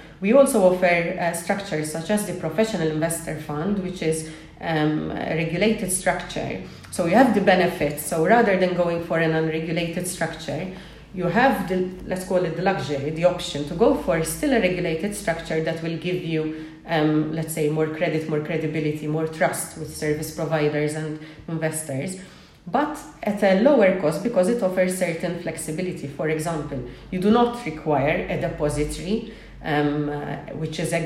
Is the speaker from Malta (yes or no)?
yes; Malta; we're a small island